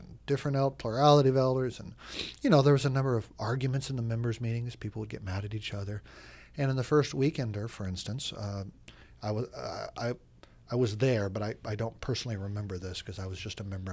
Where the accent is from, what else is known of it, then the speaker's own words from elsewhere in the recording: United States; moved away as an adult; also born or lived in Oregon / Chicago, Illinois; now in Washington, D.C., United States; I grew up in Oregon and Chicago